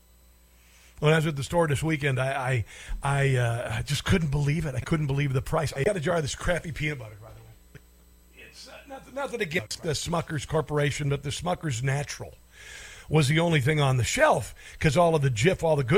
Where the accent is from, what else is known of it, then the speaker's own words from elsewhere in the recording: Neola, Iowa, United States; I grew up in Iowa, I grew up in a little town called Neola, Iowa